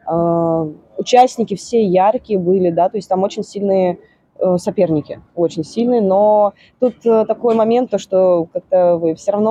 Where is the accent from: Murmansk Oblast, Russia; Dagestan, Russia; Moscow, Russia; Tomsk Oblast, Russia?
Tomsk Oblast, Russia; Seversk; А я приехала из Северска. Северск вообще никто не знает, что это такое.